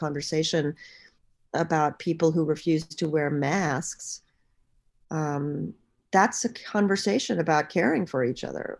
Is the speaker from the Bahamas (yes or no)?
yes; Bahamas; moved away; I'm from the Bahamas